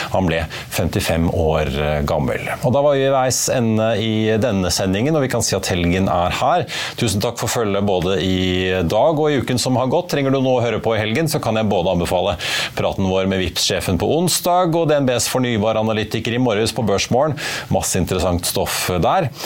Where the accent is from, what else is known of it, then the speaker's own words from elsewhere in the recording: Norway; når vi nordmenn